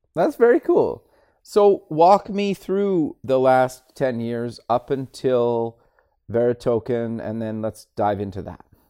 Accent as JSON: {"language": "English", "town": "Edmonton", "region": "Alberta", "country": "Canada", "tie": "born or raised there", "said": "I'm actually born and raised and still live actually in Edmonton"}